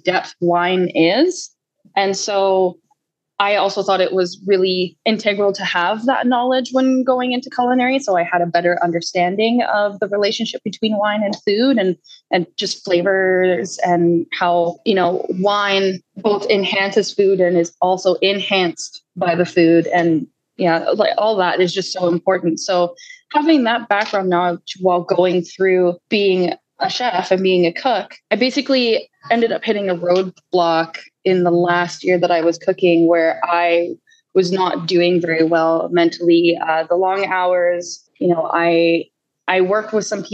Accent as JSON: {"language": "English", "area": "Lower Mainland", "region": "British Columbia", "country": "Canada", "tie": "born or raised there", "also_born_or_lived": "Calgary, Alberta / Vancouver Island, British Columbia", "said": "I was born in Calgary. And then when I was about 7, I moved to BC and I've lived all over basically the lower mainland."}